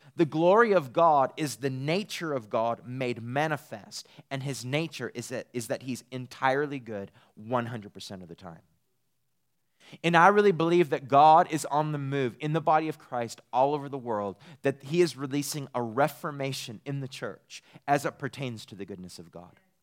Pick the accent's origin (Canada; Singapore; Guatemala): Canada; Eastern Canada; moved away as an adult; also born or lived in Redding, California; now in Texas, United States; I'm from Eastern Canada